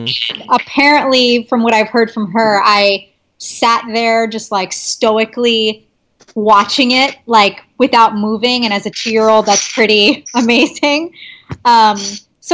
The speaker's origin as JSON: {"language": "English", "region": "California", "country": "United States", "moved": "yes", "lives_now": "Brooklyn, United States", "said": "I'm from California"}